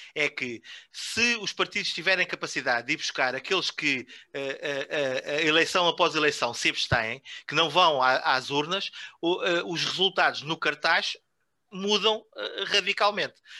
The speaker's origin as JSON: {"language": "Portuguese", "town": "Vila Chã de Ourique", "region": "Santarém District", "country": "Portugal", "tie": "born or raised there", "moved": "as an adult", "said": "não nasci em Vila Chã de Ourique, mas fui para lá muito novo e saí de lá uh, só quando do casei"}